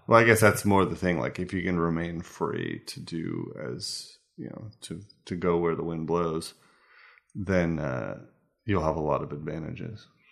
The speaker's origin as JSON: {"language": "English", "country": "United States", "moved": "yes", "lives_now": "Denmark", "said": "as an American"}